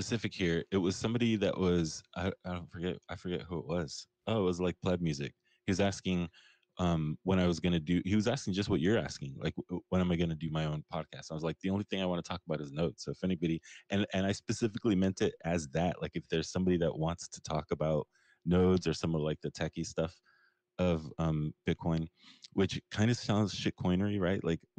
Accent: Pakistan; You can call me … if you want. I'm actually Pakistani.

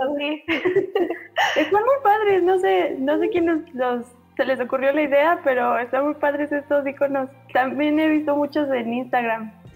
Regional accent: Mexico; soy mexicana

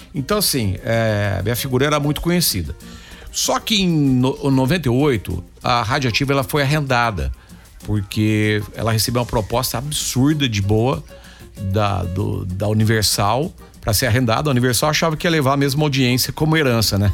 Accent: Campinas, São Paulo, Brazil; moved away; desde criança eu já fazia rádio quando eu morava em Campinas. Eu sou de Campinas, torcedor do Guarani

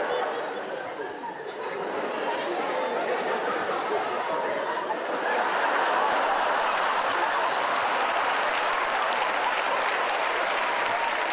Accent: Cape Town, Western Cape, South Africa; I'm from Cape Town

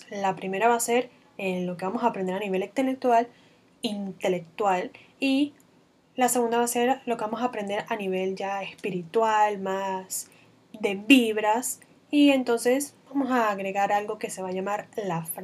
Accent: Venezuela; now in Panama; me van a escuchar hablando con un acento bastante extraño, porque soy venezolana, pero además de eso, vivo casi desde hace seis años aquí en Panamá.

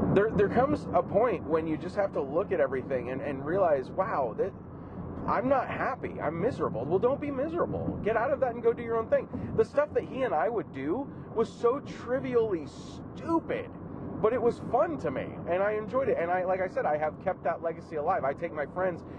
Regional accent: California, United States; growing up in California in the in the in, in my teenage years

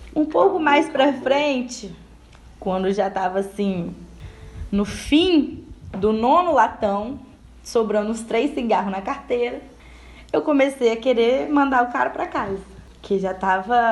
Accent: Espírito Santo, Brazil; eu sou capixaba

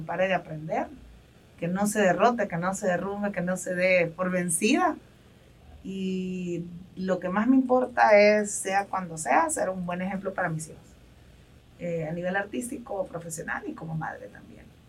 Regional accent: El Salvador; como salvadoreños

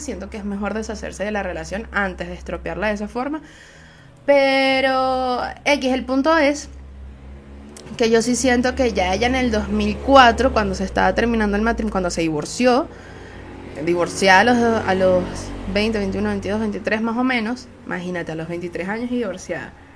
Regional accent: Venezuela; Soy una jeva de Venezuela

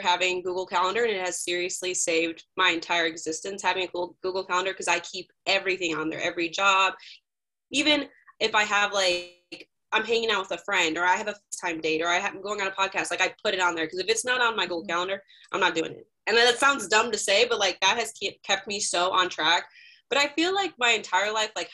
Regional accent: Northwest Indiana, United States; moved away as an adult; now in Indianapolis, United States; I'm originally from Northwest Indiana, so up by the region, the lake

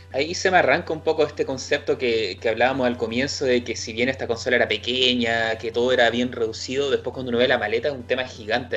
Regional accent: Chile

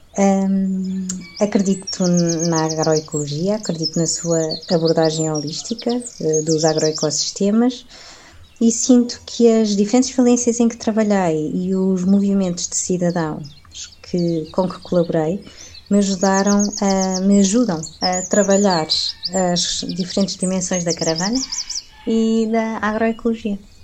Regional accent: Lisbon, Portugal; also born or lived in Alentejo; sou lisboeta

